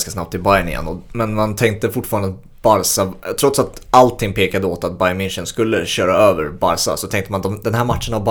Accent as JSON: {"language": "Swedish", "country": "Sweden", "said": "för mig som sticker ut som svensk"}